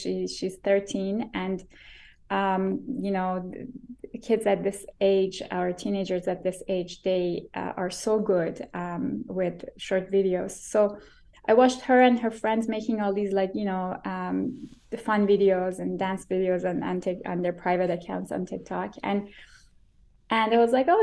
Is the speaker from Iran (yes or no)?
yes; Iran; now in Vancouver, Canada; growing up in Iran